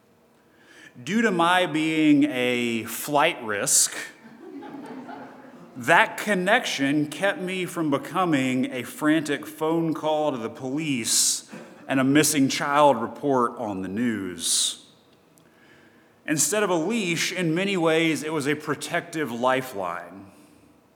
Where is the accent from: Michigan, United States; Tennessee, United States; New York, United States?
Tennessee, United States; Chattanooga; moved away; I'm originally from Chattanooga, Tennessee